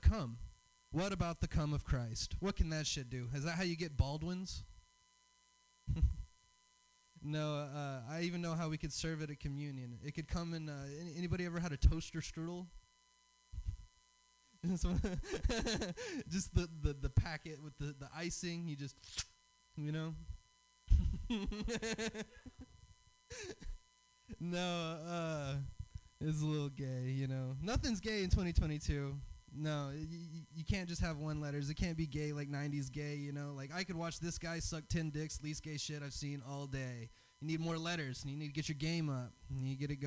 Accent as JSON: {"language": "English", "region": "the South", "country": "United States", "said": "I'm from the South. I have a Southern dad"}